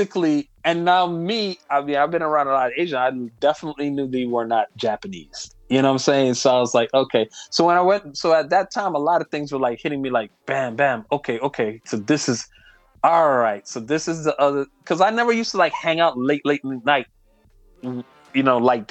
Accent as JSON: {"language": "English", "country": "U.S. Virgin Islands", "moved": "yes", "said": "I'm from St. Thomas, U.S. Virgin Islands"}